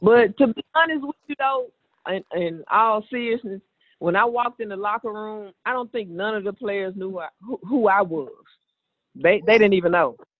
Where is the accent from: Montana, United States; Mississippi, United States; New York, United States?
Mississippi, United States; Greenville; I'm from Mississippi. I was born and raised